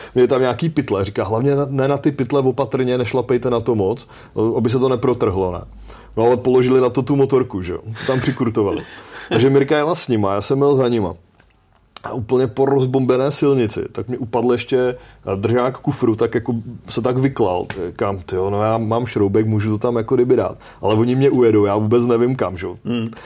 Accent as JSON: {"language": "Czech", "country": "Czechia", "said": "tady z České republiky"}